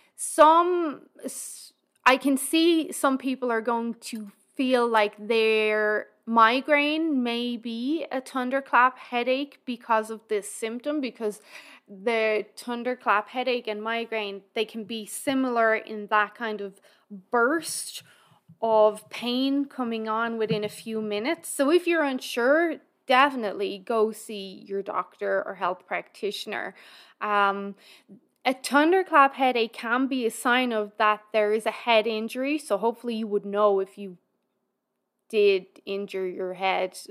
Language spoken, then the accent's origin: English; Ireland; now in Alberta, Canada; we're all Irish